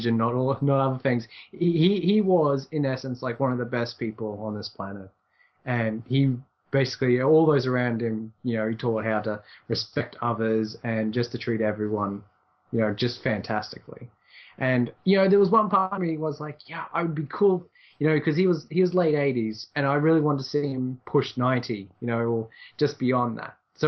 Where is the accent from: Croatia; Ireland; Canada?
Ireland; me being Irish